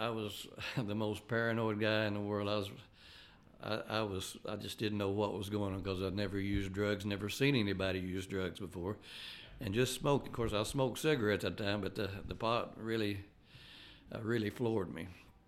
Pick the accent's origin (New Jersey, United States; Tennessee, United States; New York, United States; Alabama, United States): Tennessee, United States; Tracy City; and so as I grew up in Grundy County and Tracy City.